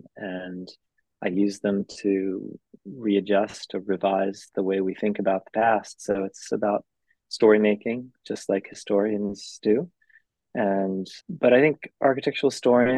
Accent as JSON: {"language": "English", "town": "Phoenix", "region": "Arizona", "country": "United States", "tie": "born or raised there", "moved": "as an adult", "lives_now": "California, United States", "said": "I grew up in Arizona, which is very similar"}